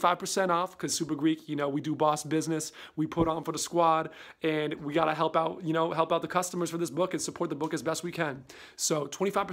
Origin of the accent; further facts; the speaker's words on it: New England, United States; I'm also from New England, from the U.S.